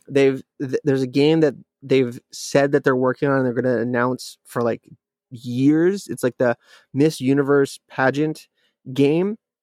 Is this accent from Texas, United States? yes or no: no; Alaska, United States; growing up in Alaska